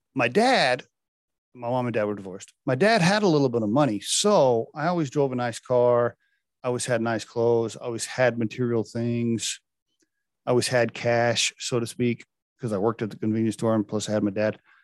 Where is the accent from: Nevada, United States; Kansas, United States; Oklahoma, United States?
Oklahoma, United States; Chickasha; moved away; my hometown back in, uh, Chickasha, Oklahoma. It's where I went to, uh, junior high, high school and college.